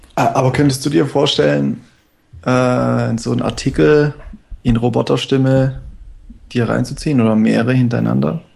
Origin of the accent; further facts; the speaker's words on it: Stuttgart, Baden-Württemberg, Germany; ich komme aus Stuttgart